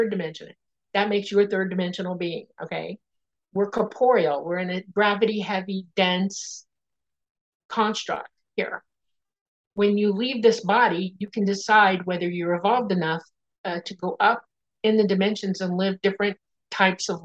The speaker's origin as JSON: {"language": "English", "town": "Miami", "region": "Florida", "country": "United States", "tie": "born or raised there", "also_born_or_lived": "Dade City, Florida / Panama City, Florida", "said": "I grew up in Miami in the Everglades."}